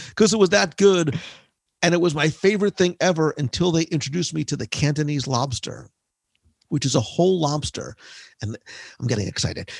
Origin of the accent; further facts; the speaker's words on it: New Jersey, United States; I'm from Jersey